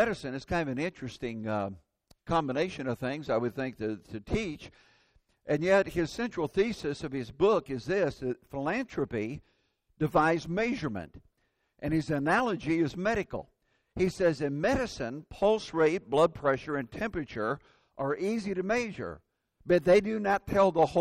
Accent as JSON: {"language": "English", "region": "Indiana", "country": "United States", "tie": "born or raised there", "moved": "yes", "said": "That's my home state."}